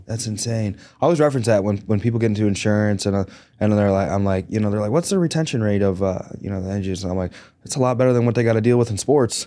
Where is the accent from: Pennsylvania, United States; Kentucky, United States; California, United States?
Pennsylvania, United States; Greensburg; I grew up in Greensburg, Pennsylvania.